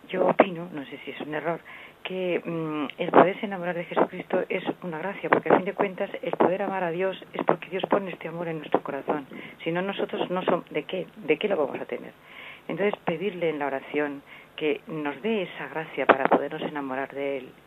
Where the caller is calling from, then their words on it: Navarre, Spain; de Navarra.